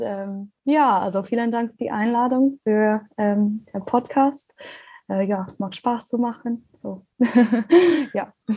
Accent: Ireland; German is a second language; moved away as an adult; also born or lived in Australia; now in Germany; ich komme ursprünglich aus Irland

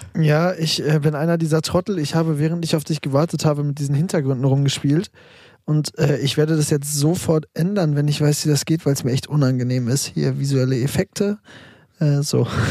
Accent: Münster, North Rhine-Westphalia, Germany; moved away as an adult; now in Berlin, Germany; ich komme ja aus Münster und meine Eltern wohnen auch noch in Münster

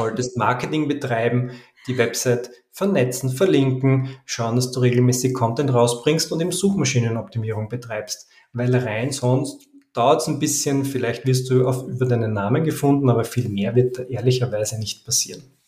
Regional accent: Vienna, Austria; Ich komme aus Wien

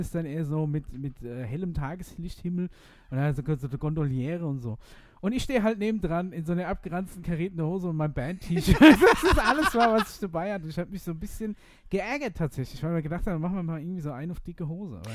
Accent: Aschaffenburg, Bavaria, Germany; hier in Aschaffenburg

